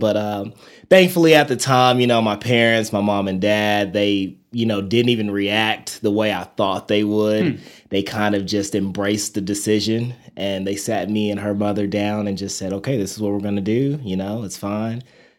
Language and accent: English; Amarillo, Texas, United States; Like, people ask me, where are you from? I'm like, Amarillo, Texas. And they're like, where the heck is that at? And I'm like, it's like in the top of Texas.